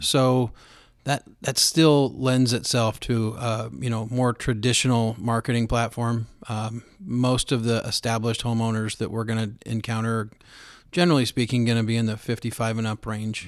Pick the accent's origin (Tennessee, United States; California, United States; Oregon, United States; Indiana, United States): Oregon, United States; Roseburg; born and raised in Roseburg, Oregon